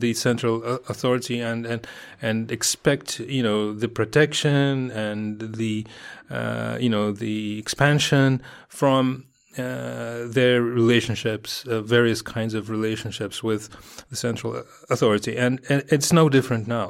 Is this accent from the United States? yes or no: no; Moscow, Russia; I grew up in Moscow, and I grew up in, in, in one of those f, sort of outskirts kind of districts